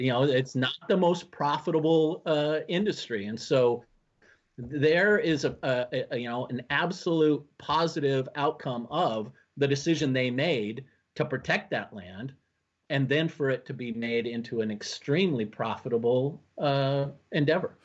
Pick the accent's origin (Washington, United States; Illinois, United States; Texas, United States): Washington, United States; now in Minnesota, United States; I was born and raised in Washington State